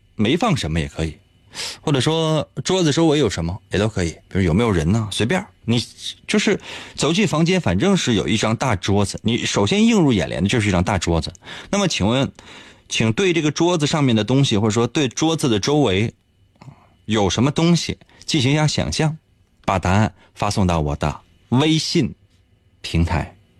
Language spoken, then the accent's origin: Chinese; Northeast China, China; 咱们东北人